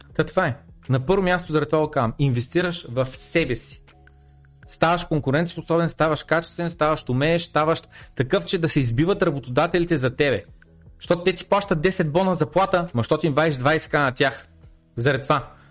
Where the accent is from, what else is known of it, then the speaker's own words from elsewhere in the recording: Bulgaria; съм роден в България